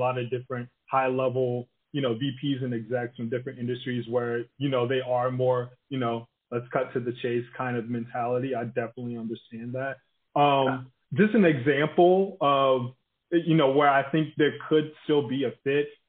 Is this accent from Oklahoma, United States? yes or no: no; Tallahassee, Florida, United States; now in San Francisco, United States; I'm originally from Tallahassee, but we go there all the time